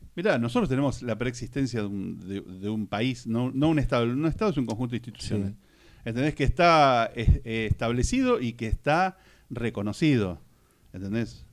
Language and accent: Spanish; Argentina; yo soy argentino y mi papá era argentino